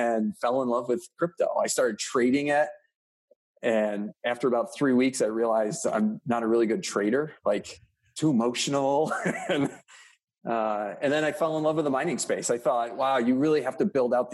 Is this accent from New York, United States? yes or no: yes; Rochester, New York, United States; I was born and raised in Rochester, New York